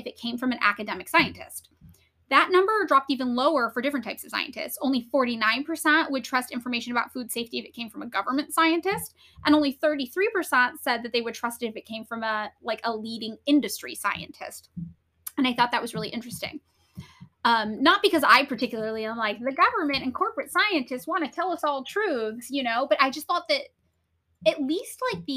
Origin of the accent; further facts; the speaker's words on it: California's Central Valley, United States; growing up in California's Central Valley